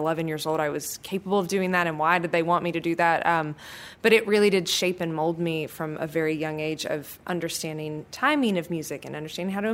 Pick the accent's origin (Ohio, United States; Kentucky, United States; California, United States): Kentucky, United States; I grew up in Kentucky